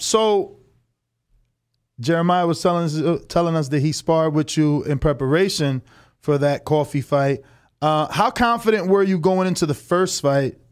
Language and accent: English; New Jersey, United States; moved away as an adult; also born or lived in Florida; now in Las Vegas, United States; I'm from Jersey. Moved to Florida for one, one year.